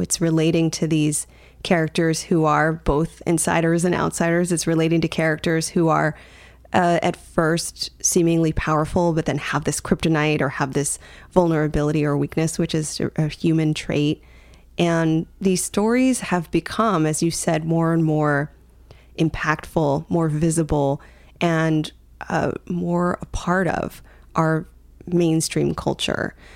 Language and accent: English; United States; growing up in the U.S.